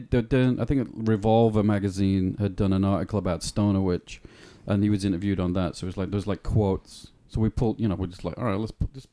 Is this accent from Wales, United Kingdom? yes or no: no; Bradford, Yorkshire and the Humber, United Kingdom; moved away; a band called … from my hometown in England.